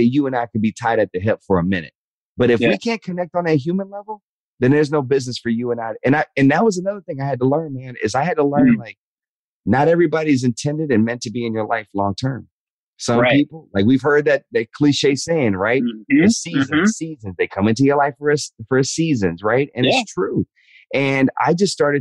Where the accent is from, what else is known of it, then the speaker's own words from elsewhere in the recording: the South, United States; growing up in the South